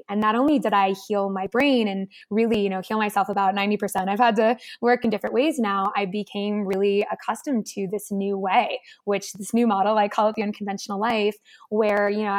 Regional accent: Connecticut, United States; I grew up in Connecticut, oldest of five

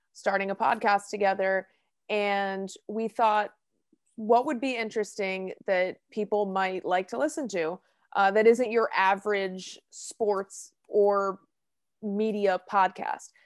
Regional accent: Hillsborough, New Jersey, United States; I'm from Hillsborough, New Jersey. I went to Hillsborough High School

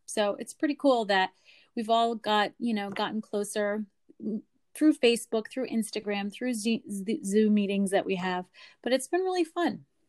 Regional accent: Lancaster, Pennsylvania, United States; I am from Lancaster, Pennsylvania

